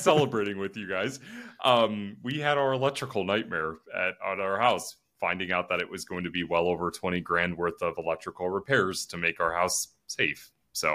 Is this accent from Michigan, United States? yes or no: no; Northeast Ohio, United States; now in Columbus, United States; I'm still from Northeast Ohio